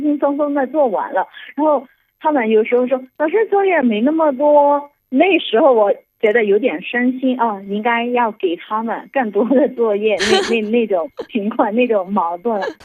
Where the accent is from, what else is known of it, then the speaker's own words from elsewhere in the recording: Yangon, Yangon Region, Myanmar; Chinese is a second language; moved away as an adult; now in Dali, China; 我就是缅甸人嘛，嗯。所以呢，发音是有比较自信的